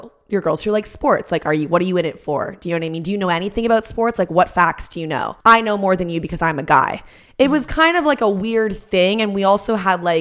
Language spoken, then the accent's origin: English; Canada; we're Canadian